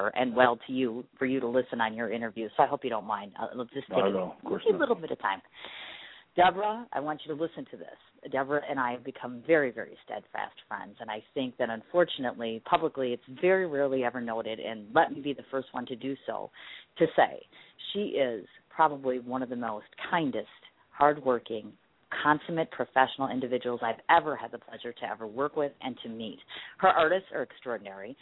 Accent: Milwaukee, Wisconsin, United States; here to Milwaukee for our Harley 110th anniversary celebration, which is in my hometown

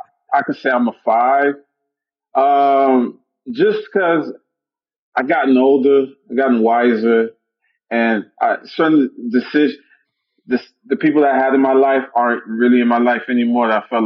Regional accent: Miami, Florida, United States; now in New York, United States; I grew up in Little Haiti

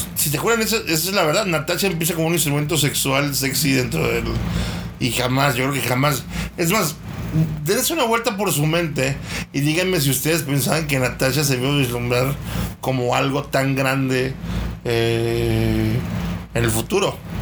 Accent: Mexico; como mexicanos no estamos acostumbrados a ver poder en las mujeres

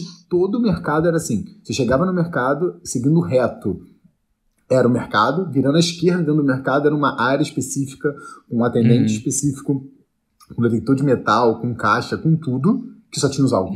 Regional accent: Niterói, Rio de Janeiro, Brazil; moved away; eu sou de Niterói

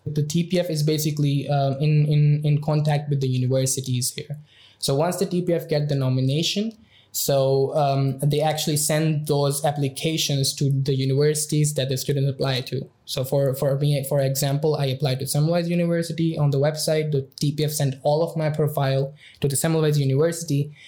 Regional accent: Pakistan; moved away as an adult; now in Budapest, Hungary; I'm from Pakistan

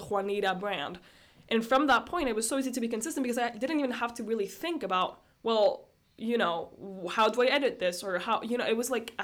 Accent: Brussels, Brussels-Capital Region, Belgium; also born or lived in Estonia; I've been living in Brussels, Belgium for the past 13 years of my life, and I was born in Estonia, but I've been living here for pretty much my whole life

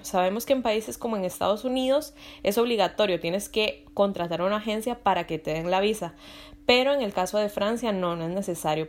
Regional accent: Costa Rica; moved away as an adult; now in Europe; yo soy de Costa Rica, aquí en Europa

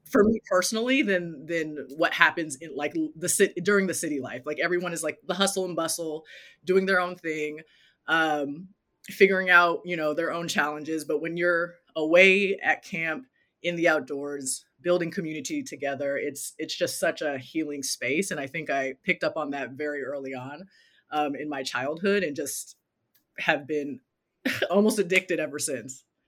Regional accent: Los Angeles, California, United States; also born or lived in South Pasadena, California; I grew up in Los Angeles and currently live in South Pasadena, California

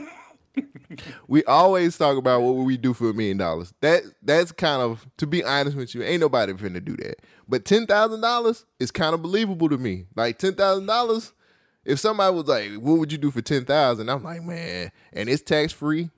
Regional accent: United States; I'm American

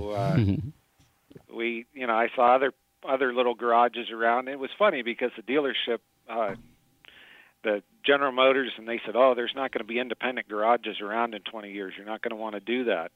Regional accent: Edinburgh, United States; we're from the Edinburgh area

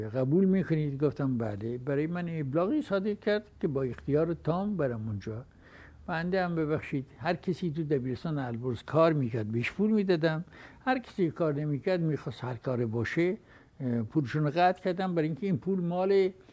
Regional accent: Iran; من ایرانی هستم و افتخار میکنم ایرانی هستم

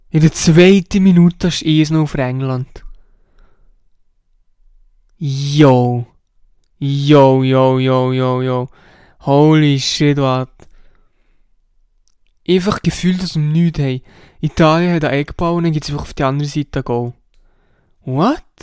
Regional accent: Switzerland; Und das ist sicher nicht nur bei uns in der Schweiz so, sondern eigentlich auch in anderen Ländern so.

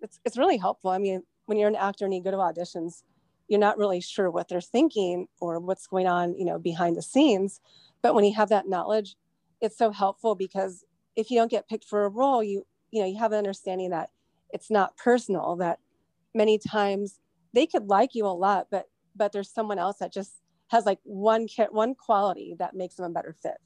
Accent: Westlake Village, California, United States; I was born in Westlake Village, and that's where I grew up

